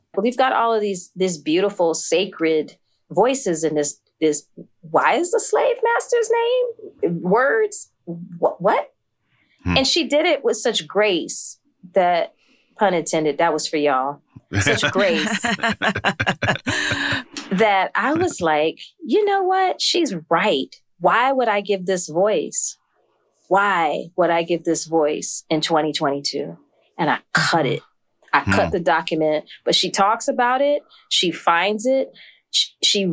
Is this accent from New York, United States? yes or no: yes; New York, United States; I was born in New York up the street